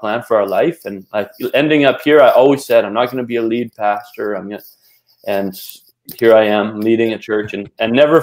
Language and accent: English; British Columbia, Canada; I'm from Canada, grew up in BC